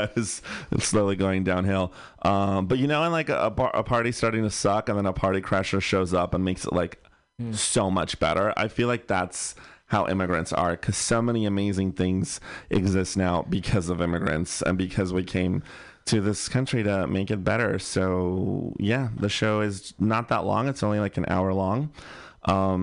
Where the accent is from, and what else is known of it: Bay Area, California, United States; born or raised there